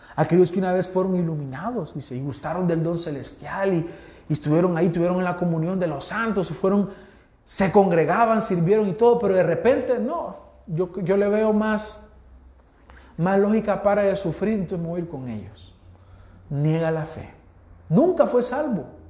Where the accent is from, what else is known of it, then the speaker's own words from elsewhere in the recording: El Salvador; Nosotros que somos pipiles.